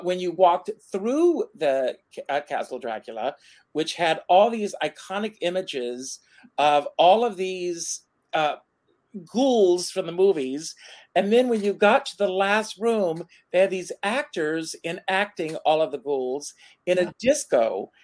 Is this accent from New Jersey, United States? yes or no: no; Myrtle Beach, South Carolina, United States; when I was a kid, I grew up in Myrtle Beach, South Carolina